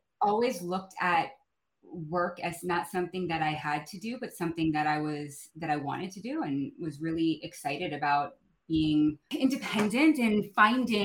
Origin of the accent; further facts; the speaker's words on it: outside of San Francisco, California, United States; I was born and raised outside of San Francisco